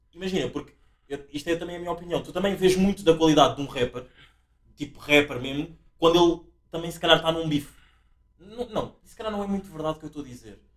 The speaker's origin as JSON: {"language": "Portuguese", "country": "Angola", "tie": "born or raised there", "moved": "yes", "said": "eu encontro o meu lado africano angolano, porque eu nasci em África, Angola"}